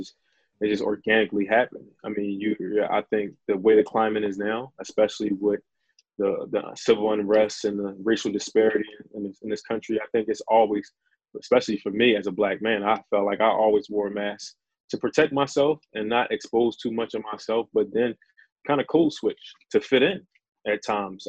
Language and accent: English; Philadelphia, Pennsylvania, United States; I'm from Philadelphia, Pennsylvania